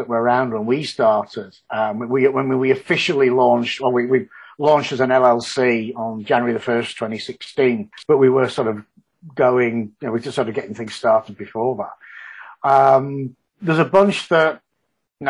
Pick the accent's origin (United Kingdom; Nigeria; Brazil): United Kingdom; Yorkshire and the Humber; moved away as an adult; now in Houston, United States; being a Yorkshireman